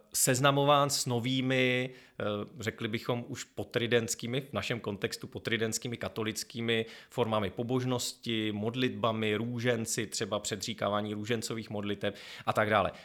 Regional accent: Chrudim, Pardubice Region, Czechia; místo mého rodiště Chrudim

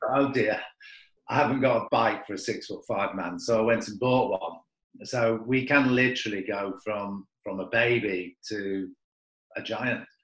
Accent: Manchester, North West England, United Kingdom; also born or lived in South Africa; now in Carlingford, Ireland; I'm from Manchester

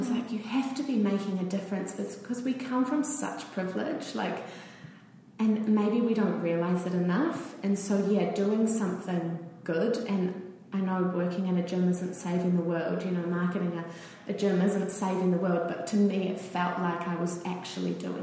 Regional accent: Auckland, New Zealand; moved away as an adult; also born or lived in Dunedin, New Zealand / Sydney, Australia; growing up in Auckland

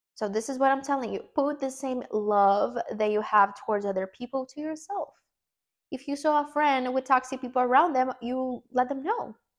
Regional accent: Brazil; first language Portuguese; English is a second language; English is not my first language. Um, I'm Brazilian. I speak Portuguese

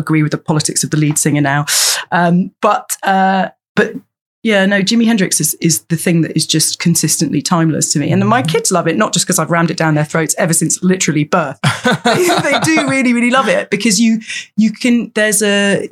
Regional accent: London, United Kingdom; I grew up in London and I'd come on the bus down to Oxford Circus

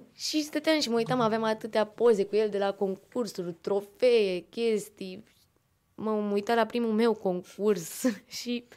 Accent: Pitești, Argeș, Romania; vin din Pitești, de la Liceul de Arte din Ulipati

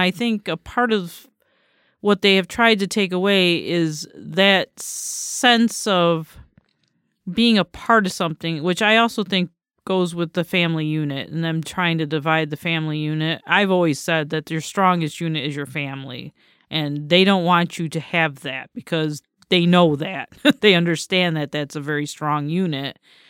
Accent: Batavia, New York, United States; because I grew up in Batavia, New York, which is at that time was a small city, small town.

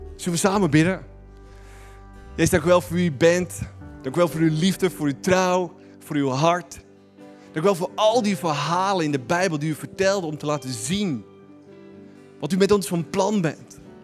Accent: Netherlands; wij als Nederlanders

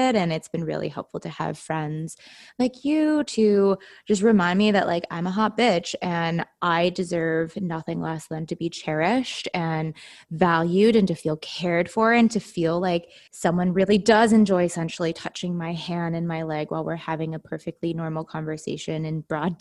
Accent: Utah, United States; growing up in Utah

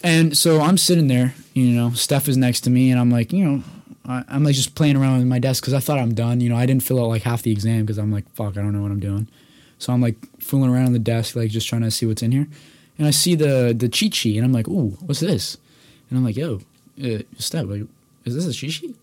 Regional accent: Toronto, Ontario, Canada; I grew up in Toronto, Ontario

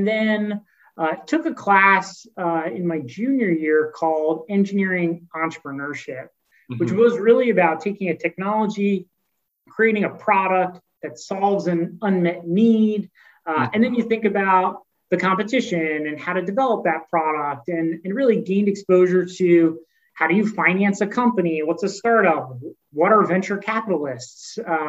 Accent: Philadelphia, Pennsylvania, United States; I grew up in the Philadelphia area.

